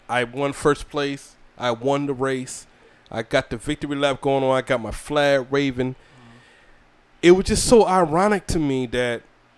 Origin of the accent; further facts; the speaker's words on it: Georgia, United States; also born or lived in South Carolina; now in Fayetteville, United States; I'm from Georgia